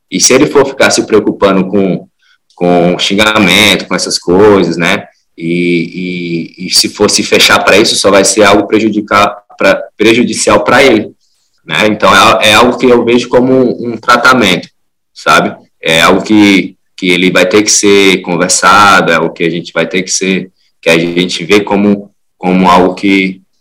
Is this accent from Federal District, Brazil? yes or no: yes; Brasília, Federal District, Brazil; also born or lived in Teresina; now in Fortaleza, Brazil; Eu sou nascido em Teresina, mas antes de seis meses meus pais se mudaram para Brasília.